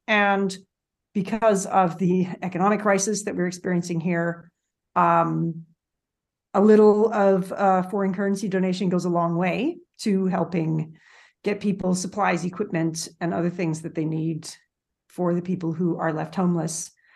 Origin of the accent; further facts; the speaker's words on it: Canada; I'm Canadian.